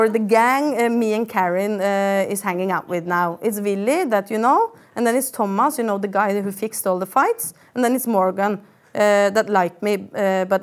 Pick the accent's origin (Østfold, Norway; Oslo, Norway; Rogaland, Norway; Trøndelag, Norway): Østfold, Norway; Sarpsborg; jeg tenkte jeg bare skulle gi dere et lite sånn innblikk i oppveksten min i Sarpsborg.